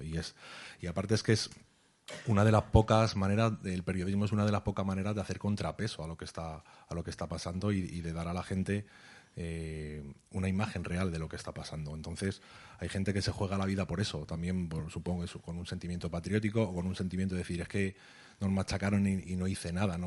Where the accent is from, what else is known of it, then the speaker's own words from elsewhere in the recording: Spain; que no vivo en Palestina, que tengo un pasaporte español